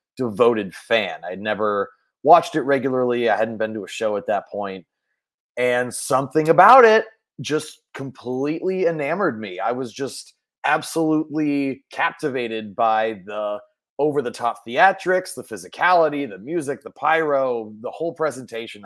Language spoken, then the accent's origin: English; Mill Valley, California, United States; I grew up in Mill Valley, California, which is about a 10 minute drive north of San Francisco